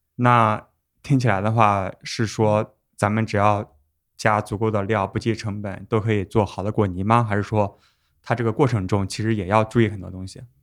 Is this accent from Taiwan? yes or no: no; China; 咱们中国人也赶集嘛